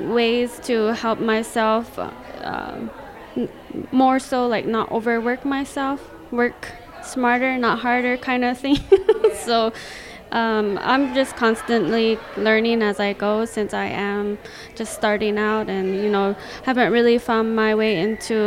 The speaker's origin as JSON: {"language": "English", "town": "Zuni", "region": "New Mexico", "country": "United States", "said": "I'm from the Pueblo of Zuni"}